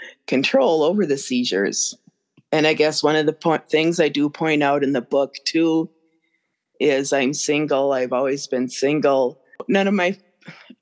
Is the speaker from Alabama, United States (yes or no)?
no; Brainerd Lakes area, Minnesota, United States; my hometown area, Brainerd Lakes area